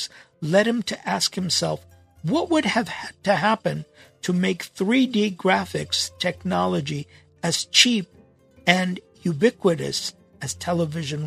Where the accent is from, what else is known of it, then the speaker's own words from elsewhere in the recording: Los Angeles, California, United States; 1960s, 1970s in Los Angeles growing up